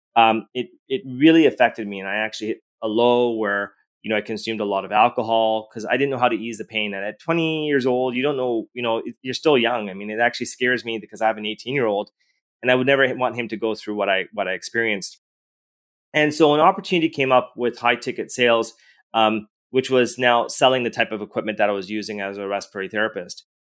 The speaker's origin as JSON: {"language": "English", "town": "Edmonton", "region": "Alberta", "country": "Canada", "tie": "born or raised there", "said": "I was born and raised in Edmonton, Alberta."}